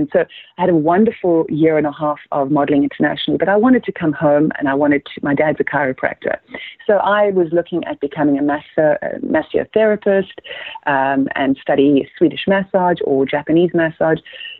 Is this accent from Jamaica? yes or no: no; Namibia; moved away; growing up in Namibia was, you know, the fact that we obviously were an African country, but we also lived under the terrible regime of apartheid.